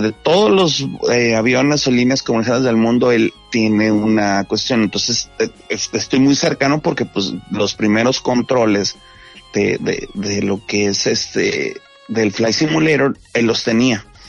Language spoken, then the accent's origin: Spanish; Monterrey, Nuevo León, Mexico; te lo digo como Regio